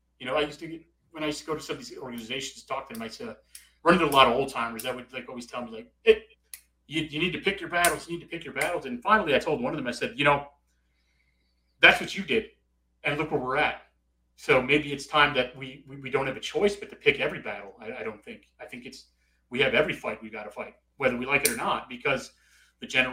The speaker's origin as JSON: {"language": "English", "town": "Chicago", "region": "Illinois", "country": "United States", "tie": "born or raised there", "moved": "yes", "lives_now": "Corpus Christi area, Texas, United States", "said": "I grew up in Chicago"}